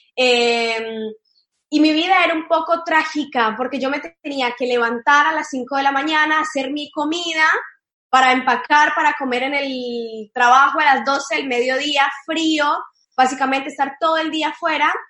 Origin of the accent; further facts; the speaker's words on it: Cali, Valle del Cauca, Colombia; moved away as an adult; now in Argentina; yo soy de Cali, de la ciudad de Cali, de Colombia